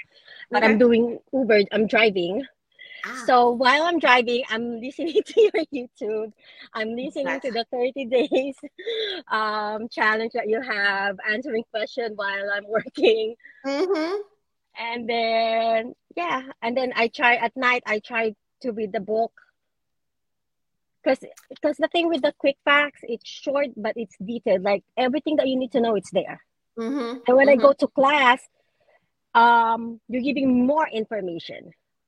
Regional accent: New Jersey, United States; I'm from New Jersey.

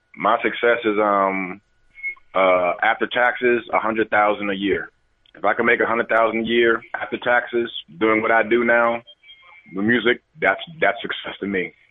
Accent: Maryland, United States; also born or lived in Washington, D.C.; I was born in Washington D.C. and I, but it was only a couple years. But I was raised out in Maryland, so I'm always a Maryland guy

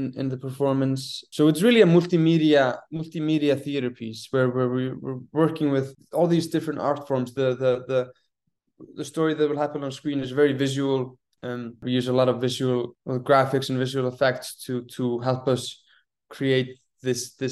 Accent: Iceland; now in New York, United States; I'm from Iceland

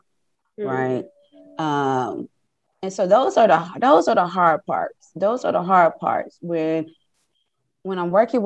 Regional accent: Compton, California, United States; I am from Compton. I grew up in Compton

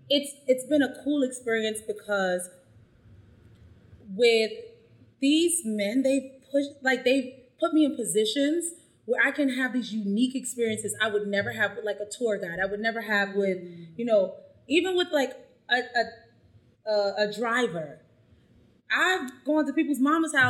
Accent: United States; I'm American

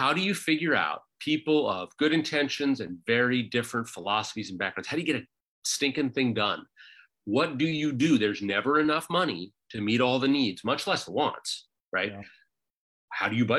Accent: Anchorage, Alaska, United States; now in Juneau, United States; I was born and raised in Anchorage and grew up on a dirt road up on the sort of middle section of the Anchorage hillside

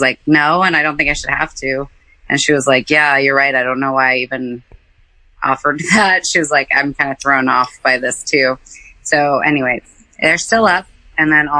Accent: East Coast, United States; now in Seattle, United States; I'm like D from the East Coast

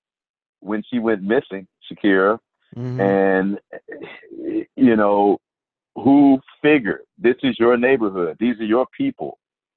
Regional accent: Houston, Texas, United States; I'm from Houston

